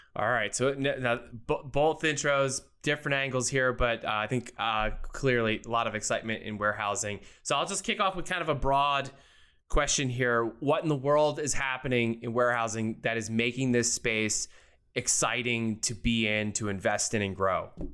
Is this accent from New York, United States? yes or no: no; outside of Philadelphia, Pennsylvania, United States; moved away; I was born and raised outside of Philly. So I'm an East Coast native